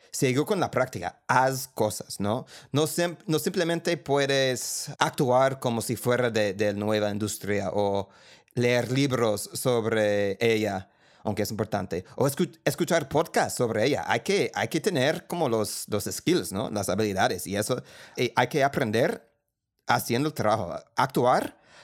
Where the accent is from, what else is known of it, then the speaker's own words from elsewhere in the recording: United States; accent: gringo; Spanish is a second language; moved away as an adult; now in Colombia; Yo vengo de la clase media de los Estados Unidos